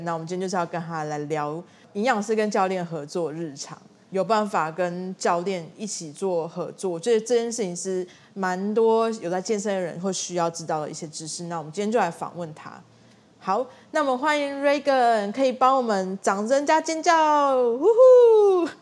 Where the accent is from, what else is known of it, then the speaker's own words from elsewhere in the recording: Tainan, Taiwan; 我们家是台南人